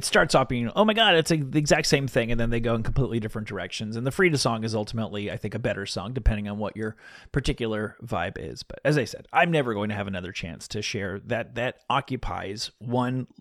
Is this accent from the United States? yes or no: yes; the New York area, United States; When I was a kid, I grew up in the New York area